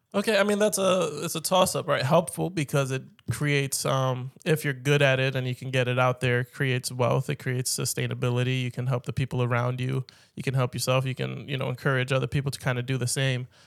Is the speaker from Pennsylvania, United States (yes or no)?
yes; Philadelphia, Pennsylvania, United States; I've been born and raised in Philly